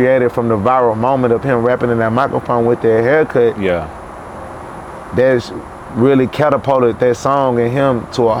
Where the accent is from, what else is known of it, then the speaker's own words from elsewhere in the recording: Chicago, Illinois, United States; also born or lived in Houston, United States; I'm from Chicago too. I was born in Chicago. I was born in Houston, but I was like raised back and forth in Chicago.